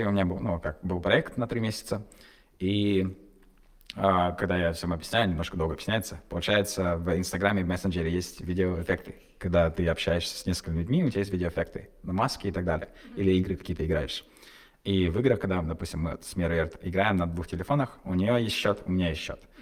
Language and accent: Russian; Kazakhstan; мы казахи